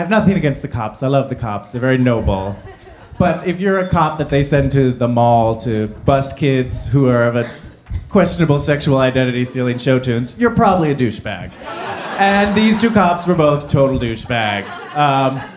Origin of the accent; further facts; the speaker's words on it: New Jersey, United States; I was from New Jersey